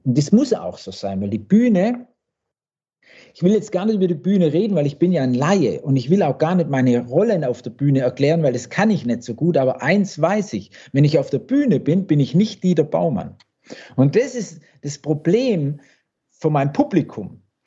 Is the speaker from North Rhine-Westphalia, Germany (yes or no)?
no; Blaubeuren, Baden-Württemberg, Germany; also born or lived in Wippingen; das ist ja mein Blaubeuren und Wippingen, wo ich groß geworden bin